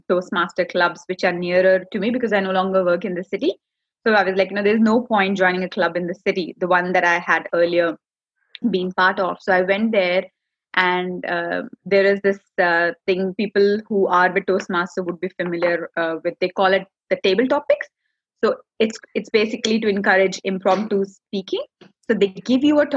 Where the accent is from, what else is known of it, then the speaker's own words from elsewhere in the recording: India; English is a second language; moved away as an adult; now in Australia; I do come from India. I was born and brought up there. You know, 32 years of my life I've spent there.